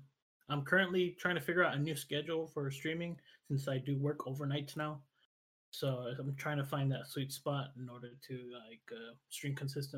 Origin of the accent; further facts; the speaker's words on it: United States; I am from the United States. I'm a Mexican American variety streamer.